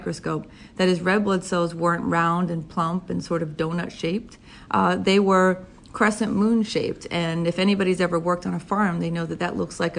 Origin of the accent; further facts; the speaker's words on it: Boston, Massachusetts, United States; moved away as an adult; also born or lived in Princeton / New York City; now in Connecticut, United States; I grew up in Boston